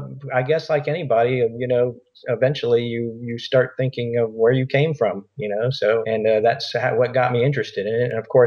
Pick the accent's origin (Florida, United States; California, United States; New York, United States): Florida, United States; also born or lived in Middleburg, Florida; And then came back to Florida once I was done traveling, but moved a little bit further north. So I spent most of my life here in Florida.